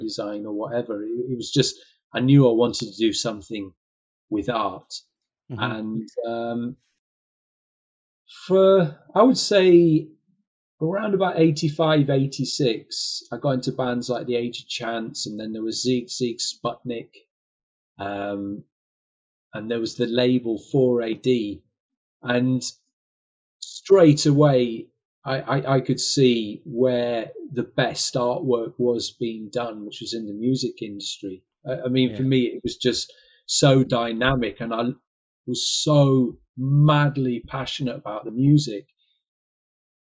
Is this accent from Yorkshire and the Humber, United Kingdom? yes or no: yes; Harrogate, Yorkshire and the Humber, United Kingdom; moved away as an adult; now in London, United Kingdom; I was brought up in Harrogate